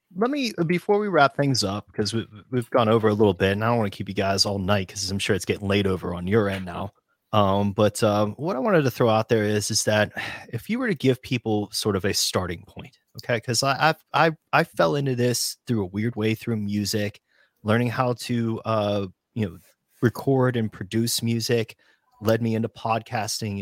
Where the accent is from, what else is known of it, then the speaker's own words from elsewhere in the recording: United States; come from a region of the United States where people will fist fight each other in bars over their jerseys